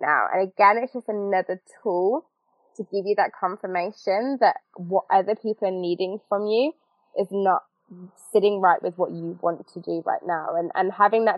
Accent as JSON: {"language": "English", "country": "United Kingdom", "said": "us as the British"}